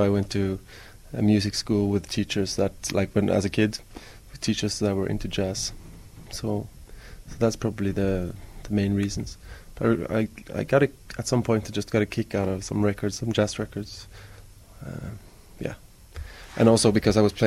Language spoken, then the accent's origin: English; Stavanger, Rogaland, Norway; I grew up in Stavanger, which is on the west coast of Norway